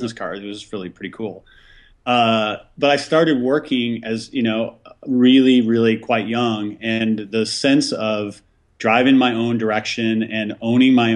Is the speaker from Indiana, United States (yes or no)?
no; Lake Michigan outside Chicago, Illinois, United States; we grew up on Lake Michigan outside Chicago.